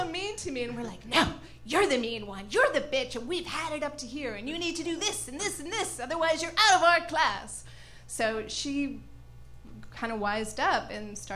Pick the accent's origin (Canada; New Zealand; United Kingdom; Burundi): Canada; moved away; I grew up in Canada